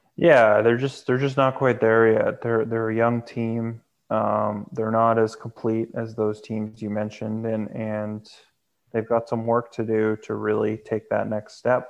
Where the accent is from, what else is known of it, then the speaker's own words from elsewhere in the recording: Canada; I am Canadian